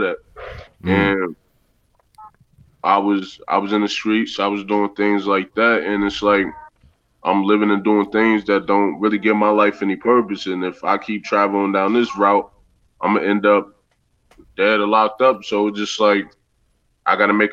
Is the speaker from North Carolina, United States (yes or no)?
no; New York City, New York, United States; also born or lived in Newport News, Virginia; I was born in Virginia, but my upbringing was in Newport News, Virginia, and Brooklyn, New York